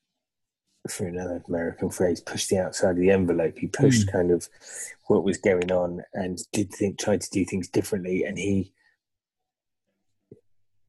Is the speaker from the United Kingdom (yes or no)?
yes; United Kingdom; we as British